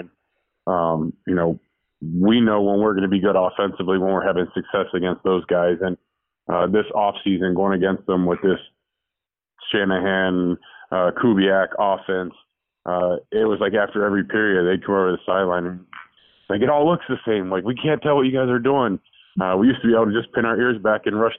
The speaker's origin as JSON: {"language": "English", "town": "Cincinnati", "region": "Ohio", "country": "United States", "tie": "born or raised there", "moved": "yes", "said": "Born and raised in Cincinnati"}